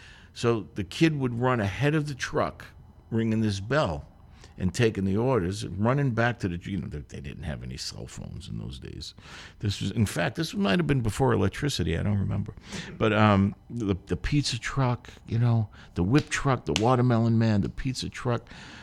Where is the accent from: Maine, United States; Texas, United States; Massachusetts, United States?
Massachusetts, United States; Boston; in the 60s, where I grew up in East Boston